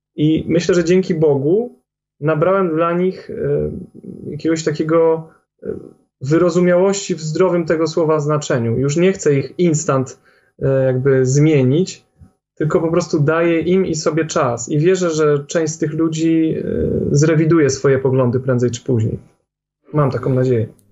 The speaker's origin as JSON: {"language": "Polish", "country": "Poland", "said": "Jak większość Polaków, mieliśmy jakieś tam umiłowanie do tradycji"}